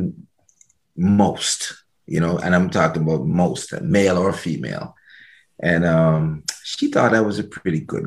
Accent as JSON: {"language": "English", "country": "Antigua & Barbuda", "tie": "born or raised there", "moved": "yes", "said": "I was born in what we call a little bit of paradise called Antigua and Barbuda."}